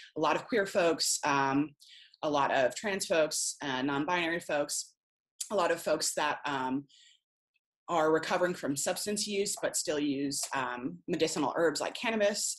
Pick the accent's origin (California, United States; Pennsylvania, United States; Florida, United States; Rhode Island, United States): Rhode Island, United States; moved away; I'm originally from Rhode Island